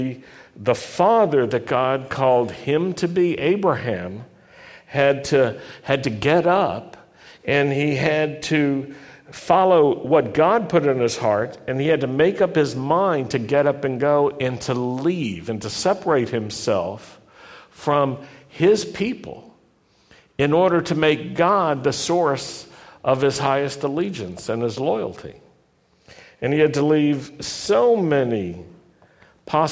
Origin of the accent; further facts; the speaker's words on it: the South, United States; I grew up in the South. I know the South.